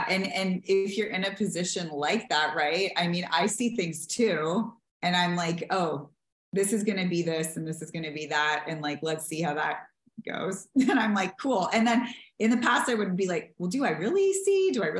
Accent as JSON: {"language": "English", "region": "the South", "country": "United States", "said": "I promised this person and I wanted to honor the vows and I'm from the South and da da da."}